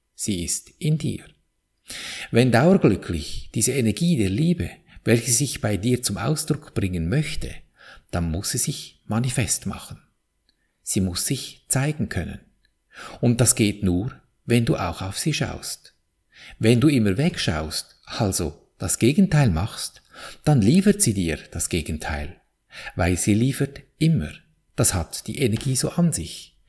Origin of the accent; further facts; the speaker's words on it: Switzerland; bei uns in der Schweiz